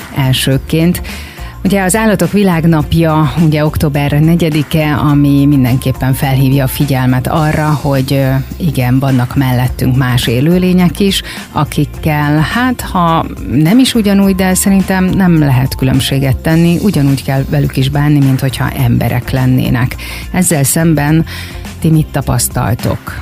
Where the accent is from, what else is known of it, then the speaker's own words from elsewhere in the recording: Érd, Pest, Hungary; én ugye itt nőttem föl érden